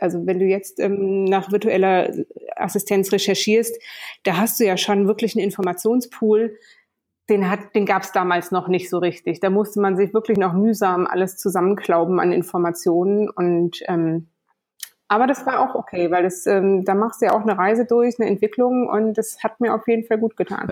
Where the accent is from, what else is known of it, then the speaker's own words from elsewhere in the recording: Kassel, Hesse, Germany; moved away; bin groß geworden in Kassel in Deutschland